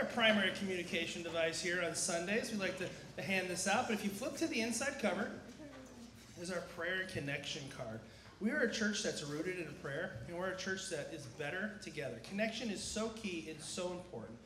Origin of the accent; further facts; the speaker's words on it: San Diego, California, United States; born and raised in San Diego, lived here my whole life, too gorgeous to ever leave